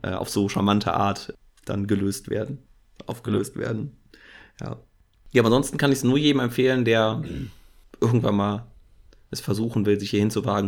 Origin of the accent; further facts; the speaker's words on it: Germany; bin ich ja auch Deutscher